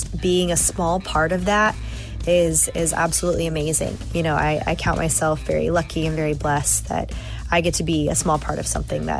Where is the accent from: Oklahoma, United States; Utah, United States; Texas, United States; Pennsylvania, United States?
Oklahoma, United States; I'm from Oklahoma. We're a football state.